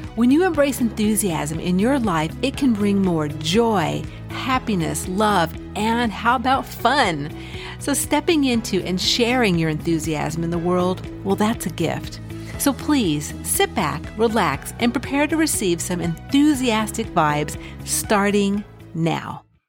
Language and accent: English; California, United States; moved away; when I was young, I grew up in California